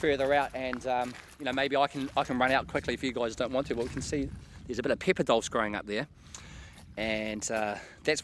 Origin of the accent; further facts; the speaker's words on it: New Zealand; moved away as an adult; also born or lived in East Neuk, Scotland; now in Scotland; I'm originally from New Zealand. I've been in the East Nuke now for 3 years.